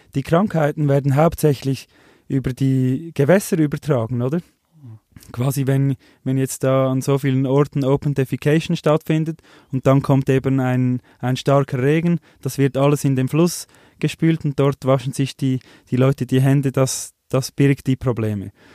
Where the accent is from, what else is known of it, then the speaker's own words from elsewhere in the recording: Switzerland; wir als Schweizer